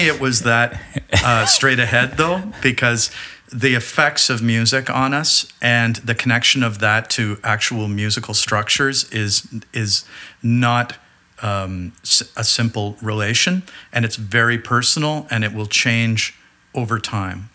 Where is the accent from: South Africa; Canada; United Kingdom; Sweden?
Canada; Burlington, Ontario; growing up in Burlington, Ontario at that time